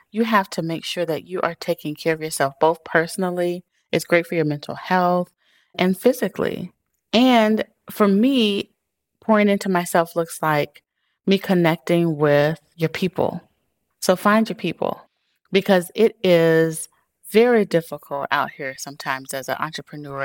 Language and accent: English; Chicago, Illinois, United States; I am a girl from Chicago who grew up on the South Side